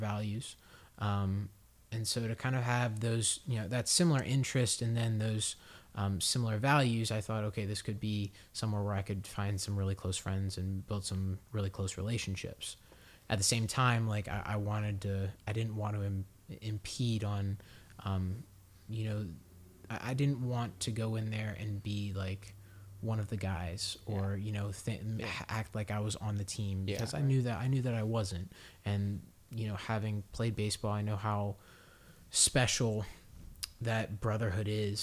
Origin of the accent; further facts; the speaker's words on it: Harford County, Maryland, United States; not too far from my hometown in Harford County, Maryland